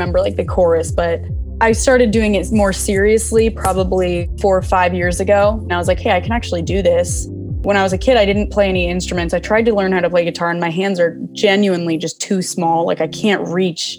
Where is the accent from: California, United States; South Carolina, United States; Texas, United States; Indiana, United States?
California, United States; Southern; I'm from Southern California. I've been here forever